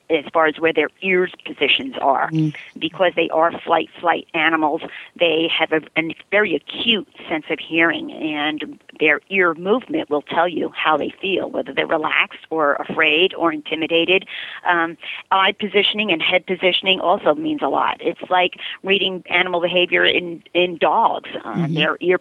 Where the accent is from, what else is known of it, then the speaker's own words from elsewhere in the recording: New York City, New York, United States; moved away as an adult; also born or lived in Ohio; now in Yorba Linda, United States; growing up in the Bronx